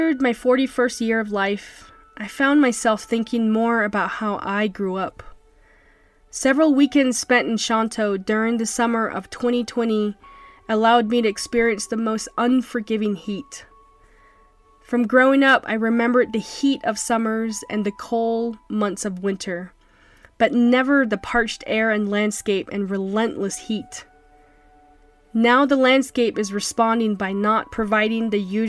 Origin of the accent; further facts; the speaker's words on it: Shonto, Arizona, United States; also born or lived in Blue Gap, Arizona; I grew up in Shonto and Blue Gap, Arizona, which are small but vibrant communities